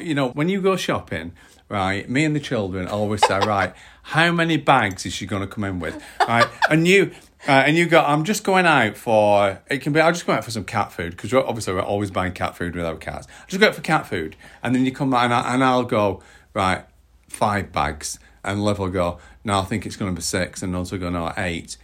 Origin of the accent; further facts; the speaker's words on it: United Kingdom; as the British public